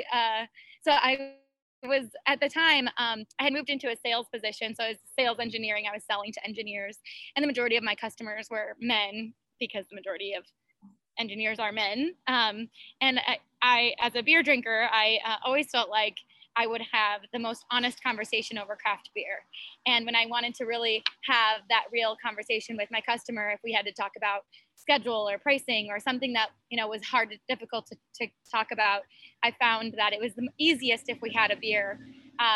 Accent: Midwest, United States; now in Phoenix, United States; I'm from the Midwest, so I grew up with my family drinking beer at any family events

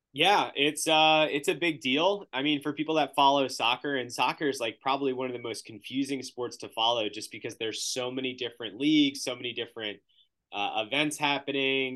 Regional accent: United States; growing up in the United States

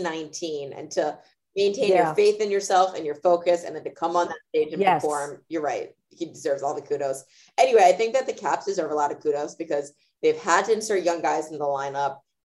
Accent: New Jersey, United States; now in Chicago, United States; I'm from New Jersey.

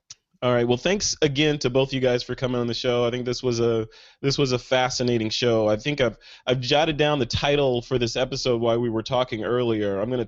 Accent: Chicago, Illinois, United States; I'm from Chicago originally, and we actually had winter, spring, summer, and fall.

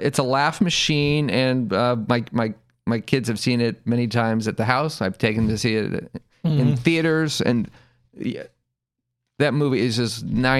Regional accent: Los Angeles, California, United States; I grew up in Los Angeles

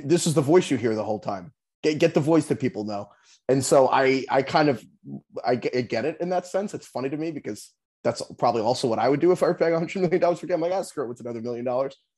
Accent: New York, United States; moved away; I'm actually from New York. So I grew up, I mean, I grew up a Giants fan

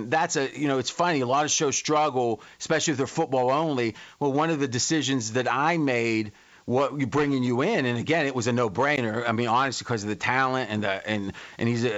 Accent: Ohio, United States; I grew up in Ohio

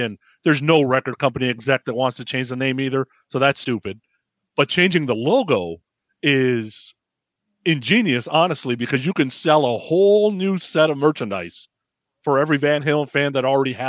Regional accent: San Francisco Bay Area, California, United States; growing up in the San Francisco Bay

